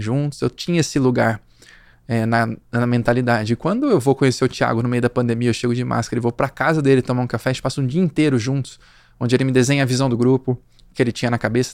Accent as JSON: {"language": "Portuguese", "town": "Limeira", "region": "São Paulo", "country": "Brazil", "also_born_or_lived": "São José do Rio Preto / Campinas", "moved": "as an adult", "lives_now": "São Paulo, Brazil", "said": "sou do interior de São Paulo, de Limeira"}